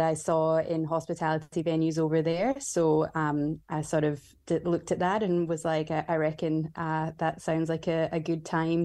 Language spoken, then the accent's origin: English; Scotland, United Kingdom; moved away as an adult; also born or lived in Vancouver, Canada; now in Melbourne, Australia; I grew up in Scotland